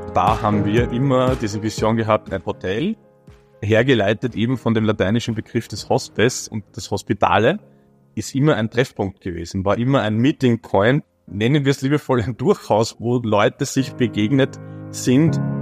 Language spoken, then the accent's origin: German; Baden, Lower Austria, Austria; ich als zwar gebürtiger Badener, aber nie in Baden arbeitender